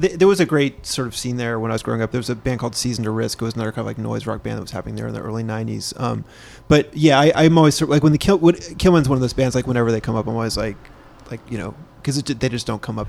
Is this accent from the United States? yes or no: yes; Midwest, United States; I grew up in the Midwest